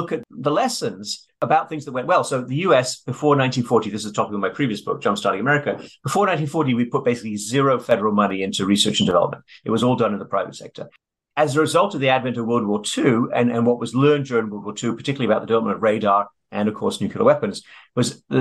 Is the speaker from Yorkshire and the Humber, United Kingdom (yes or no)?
yes; Sheffield, Yorkshire and the Humber, United Kingdom; I'm from Sheffield, which is pretty close to Derby